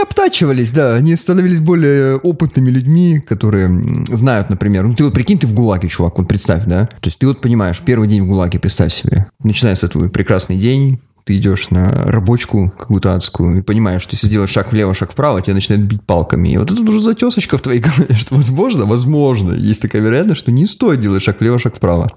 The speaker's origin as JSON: {"language": "Russian", "town": "Magadan", "region": "Magadan Oblast", "country": "Russia", "tie": "born or raised there", "moved": "yes", "said": "Я родился в Магадане, но не был там уже очень давно"}